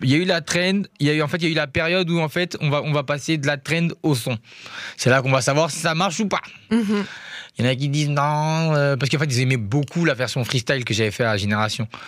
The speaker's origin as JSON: {"language": "French", "town": "Kita", "region": "Kayes Region", "country": "Mali", "said": "m'a famille à la Bamako, mais à la base, on vient de Kita."}